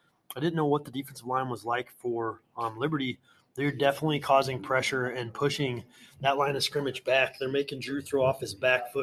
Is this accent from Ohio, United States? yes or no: no; Des Moines area, Iowa, United States; I'm originally from the Des Moines area